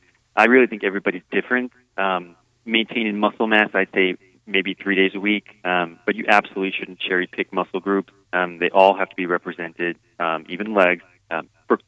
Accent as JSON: {"language": "English", "region": "East Coast", "country": "United States", "tie": "born or raised there", "moved": "yes", "said": "I grew up in the East Coast"}